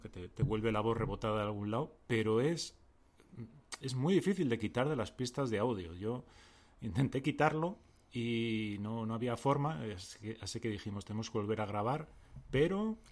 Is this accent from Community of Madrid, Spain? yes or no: yes; Madrid, Community of Madrid, Spain; accent: Madrid accent